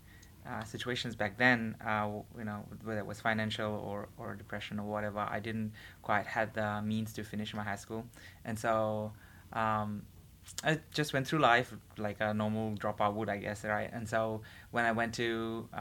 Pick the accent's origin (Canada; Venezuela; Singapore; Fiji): Fiji; moved away as an adult; now in Hawaii, United States; I'm from Fiji, and this is my last semester here at BYU Hawaii.